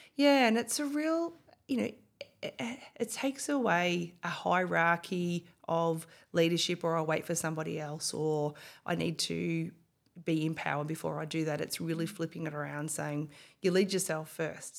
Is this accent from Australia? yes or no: yes; Bendigo, Victoria, Australia; also born or lived in Melbourne; I was born and bred in Bendigo